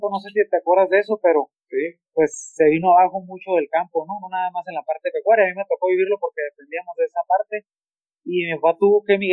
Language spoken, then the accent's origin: Spanish; Ensenada, Baja California, Mexico; also born or lived in Mexicali; Yo viví o crecí en Ensenada. A los cinco años migramos a Mexicali